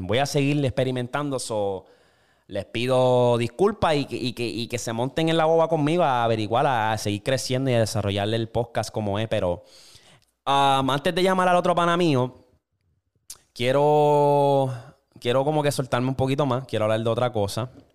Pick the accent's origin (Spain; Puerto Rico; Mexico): Puerto Rico; now in United States; Yo creciendo, cuando yo estaba en Puerto Rico